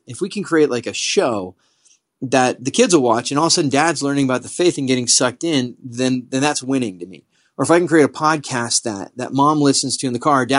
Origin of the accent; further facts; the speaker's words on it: San Diego County, California, United States; I grew up in San Diego County. I live just across the border.